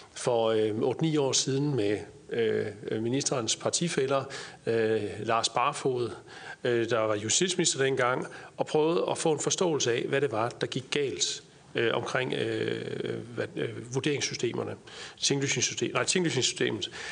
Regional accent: Jutland, Denmark; nu er jeg jyde, så siger jeg træls

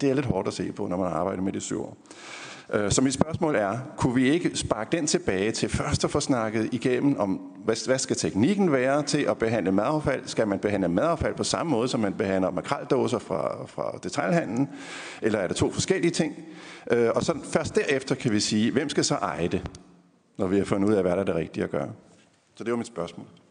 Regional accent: Funen, Southern Denmark, Denmark; Nu er jeg jo fra Fyn

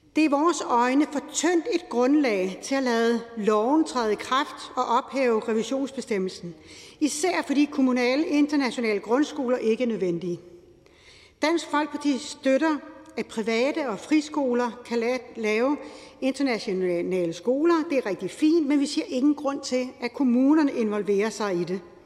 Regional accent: Lolland, Zealand, Denmark; Jeg er opvokset på Lolland

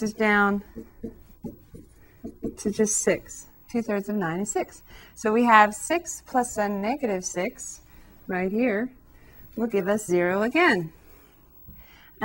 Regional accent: Southern California, United States; back where I come from, growing up in Southern California

